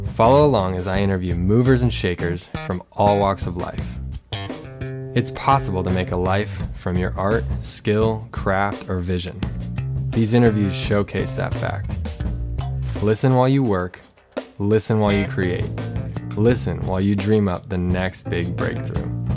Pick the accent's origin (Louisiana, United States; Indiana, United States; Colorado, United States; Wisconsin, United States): Colorado, United States; we're both from Colorado